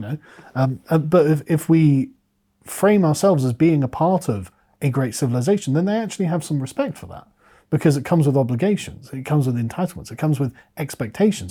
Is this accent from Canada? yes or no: no; England, United Kingdom; as an Englishman